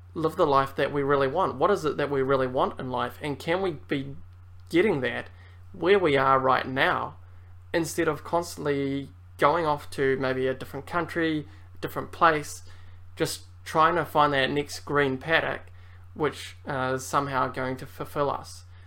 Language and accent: English; New Zealand; also born or lived in Germany; I guess New Zealand is my home country more so than Europe or Germany, um, even though that's where I was born